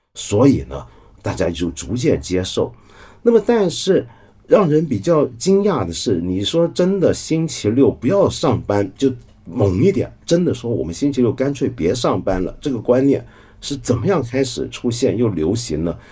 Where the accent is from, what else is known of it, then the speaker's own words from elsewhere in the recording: Hong Kong; 我可能是个香港人，我来自那种腐朽资本主义城市